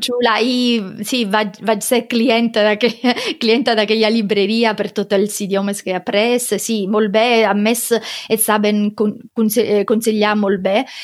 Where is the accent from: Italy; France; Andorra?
Italy; Sicily; Catalan is a second language; moved away as an adult; also born or lived in Rome, Italy / Barcelona, Spain; now in Germany; soc de Sicília, però estava vivint a Roma